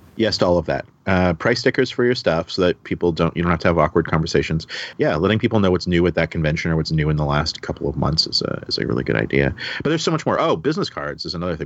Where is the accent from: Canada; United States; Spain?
Canada; also born or lived in Toronto; growing up in Canada.